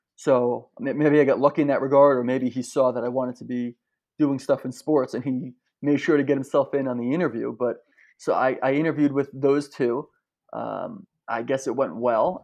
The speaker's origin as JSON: {"language": "English", "region": "New Jersey", "country": "United States", "tie": "born or raised there", "said": "where I grew up in New Jersey"}